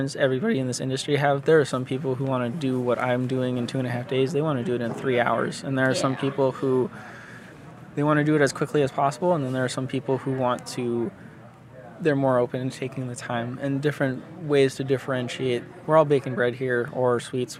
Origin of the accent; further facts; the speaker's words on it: New England, United States; my hometown needs revitalization. It's kind of one of those stereotypical New England mill towns